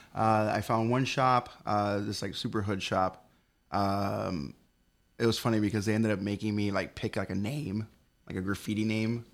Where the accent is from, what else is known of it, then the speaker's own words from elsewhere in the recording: Hialeah, Florida, United States; also born or lived in Colorado; I was born and raised in a town called Hialeah.